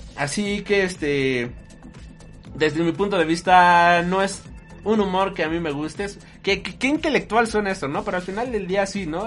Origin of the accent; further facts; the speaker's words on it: Mexico; nosotros somos mexicanos, nosotros siendo mexicanos